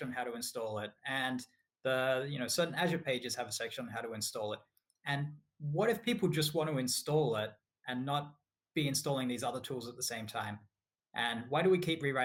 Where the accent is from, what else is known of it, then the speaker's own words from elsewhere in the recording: Australia; moved away as an adult; also born or lived in United States; now in Scotland, United Kingdom; I'm from Australia. So I grew up in Australia, moved to the US to work for Microsoft about 8